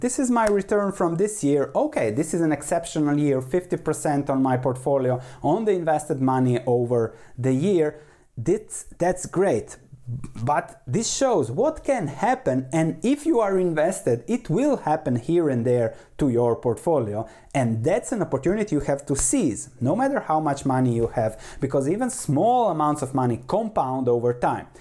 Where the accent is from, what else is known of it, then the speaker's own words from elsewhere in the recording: Croatia; moved away; also born or lived in Netherlands; I was born in Croatia on the coast.